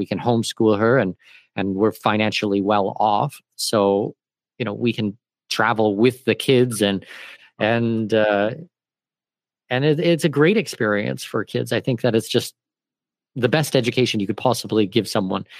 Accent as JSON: {"language": "English", "country": "Canada", "moved": "yes", "lives_now": "Panama", "said": "I'm Canadian"}